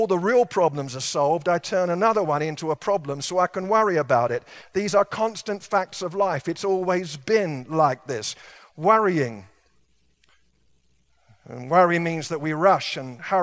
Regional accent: England, United Kingdom; moved away; I was raised in England

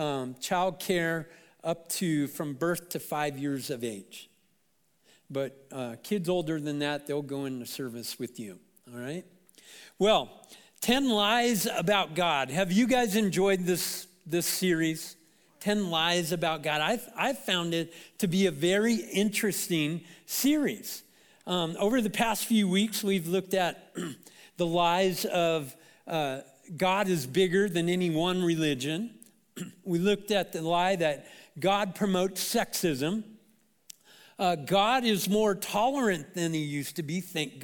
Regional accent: Anaheim, California, United States; also born or lived in Portland, Oregon; I'm from Anaheim

